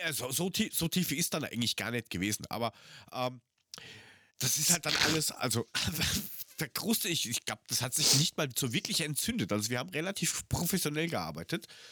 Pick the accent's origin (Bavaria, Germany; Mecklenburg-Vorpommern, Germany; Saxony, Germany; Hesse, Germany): Hesse, Germany; Frankfurt am Main; 500 Meter vom Henninger Turm bin ich aufgewachsen.